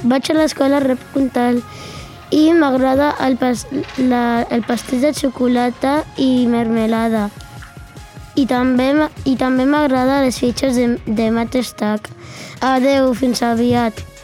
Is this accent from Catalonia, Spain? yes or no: yes; Barcelona, Catalonia, Spain; soc de Barcelona